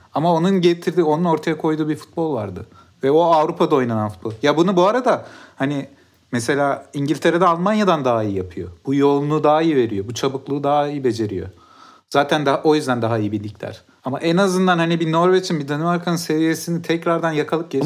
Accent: Mersin, Turkey; Ben de Mersin'de büyüdüm.

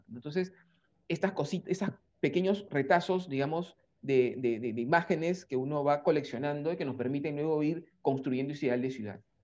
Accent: Lima, Peru; nuestra Lima, que es más gris

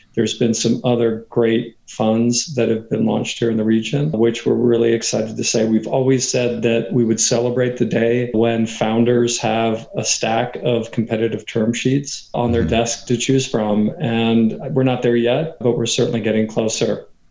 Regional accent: Katy, Texas, United States; moved away as an adult; also born or lived in New York; So I'm from Texas. I'm from what used to be a small country town outside of Houston that now, thanks to uh, urban sprawl, is really a suburb of Houston called Katy, Texas

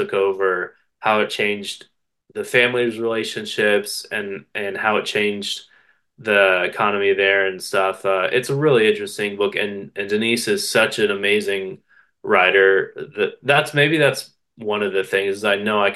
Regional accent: West Virginia, United States; I come from West Virginia

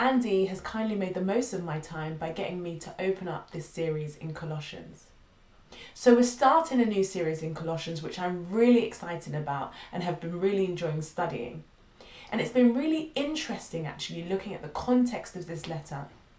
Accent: London, United Kingdom; now in Carshalton, United Kingdom; I'm originally a North Londoner but moved to Carshalton 4 years ago when I had my son.

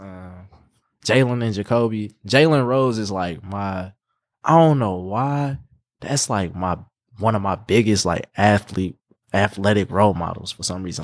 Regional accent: Indianapolis, Indiana, United States; also born or lived in Gary, Indiana / St. Louis; I'm pretty much raised here, been here since I was, like, four

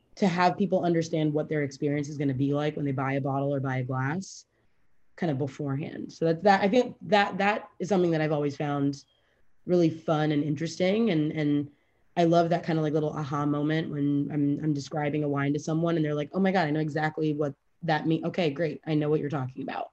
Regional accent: Fort Lauderdale, Florida, United States; moved away as an adult; also born or lived in New York City; now in Miami, United States; I grew up in Fort Lauderdale, um, like in the suburbs of Fort Lauderdale

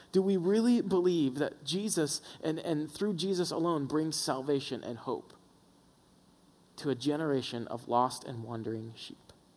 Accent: the South, United States; born or raised there

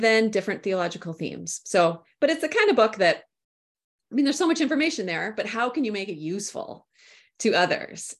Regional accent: Minnesota, United States; also born or lived in St Andrews, Scotland; I'm from Minnesota. That's where I'm, uh, broadcasting from here today.

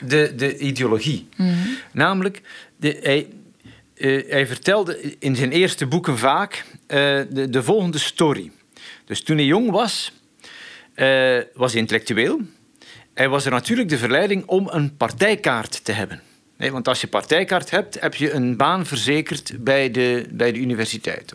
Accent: Flanders, Belgium; ik kom uit Vlaanderen

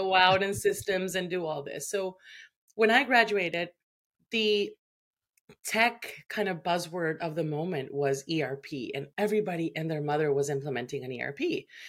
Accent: Venezuela; moved away as an adult; now in Canada

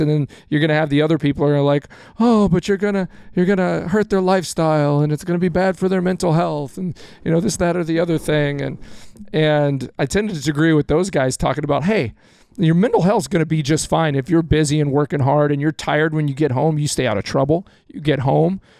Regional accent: Texas, United States; moved away; I'm a Cowboys fan. I grew up in Texas

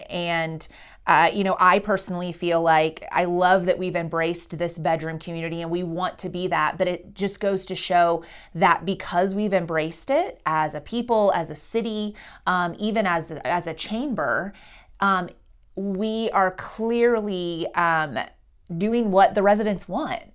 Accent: Carthage, Missouri, United States; also born or lived in New York City; I'm from a community called Carthage, which is in, like, fifteen minutes away.

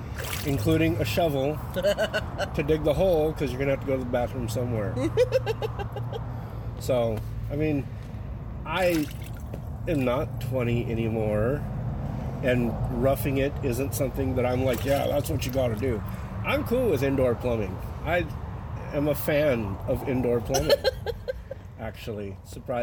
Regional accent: Wyoming, United States; also born or lived in Montana; now in Washington, United States; I grew up in Wyoming and Montana, and so, yes, I am a little bit of a country boy at heart

